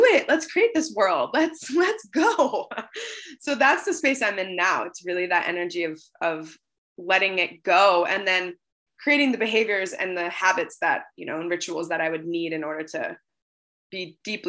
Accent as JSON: {"language": "English", "town": "Seattle", "region": "Washington", "country": "United States", "tie": "born or raised there", "moved": "yes", "said": "I grew up on the West Coast in Seattle"}